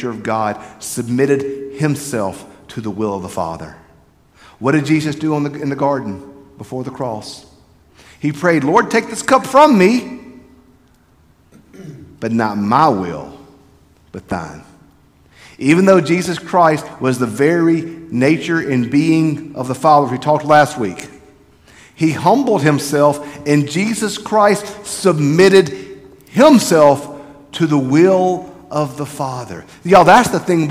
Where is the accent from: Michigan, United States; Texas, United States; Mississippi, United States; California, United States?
Mississippi, United States; South; also born or lived in Ripley, Mississippi / Petal, Mississippi; we're from South Mississippi